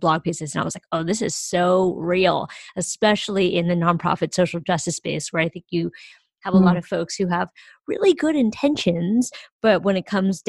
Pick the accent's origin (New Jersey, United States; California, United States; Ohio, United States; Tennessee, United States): California, United States; San Francisco; moved away; also born or lived in East Coast; I grew up in San Francisco